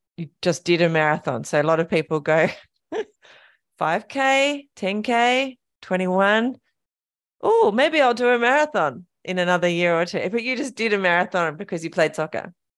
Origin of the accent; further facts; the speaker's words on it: King Island, Tasmania, Australia; I grew up on King Island